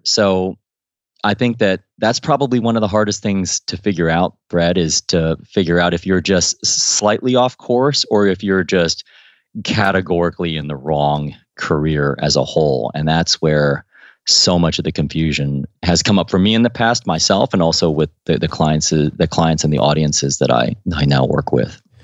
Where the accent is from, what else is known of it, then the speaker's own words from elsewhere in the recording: Midwest, United States; moved away as an adult; also born or lived in Missouri / Ohio / Washington, D.C.; now in London, United Kingdom; growing up in Ohio and Missouri